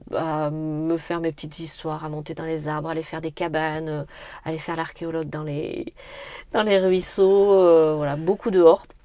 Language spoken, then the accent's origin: French; Brignac-la-Plaine, Nouvelle-Aquitaine, France; also born or lived in Brive-la-Gaillarde; Alors moi, j'ai grandi à Brignac-la-Plaine, donc plutôt dans le sud de la Corrèze